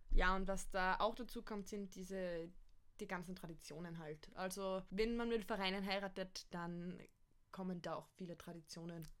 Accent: Austria; bei uns in Österreich

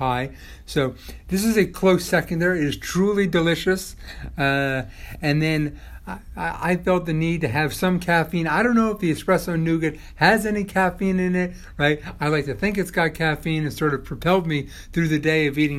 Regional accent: San Diego, California, United States; now in Rye, United States; growing up in San Diego, I'm a child of Baskin-Robbins

